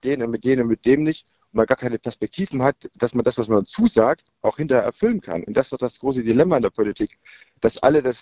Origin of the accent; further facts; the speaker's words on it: Thuringia, Germany; weil wir mit 24 Delegierten als Thüringer